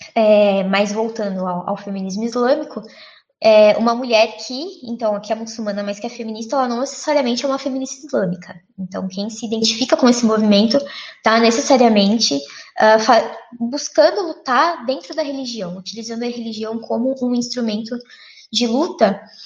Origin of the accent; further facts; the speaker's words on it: São Paulo, Brazil; eu nasci, nasci, cresci em São Paulo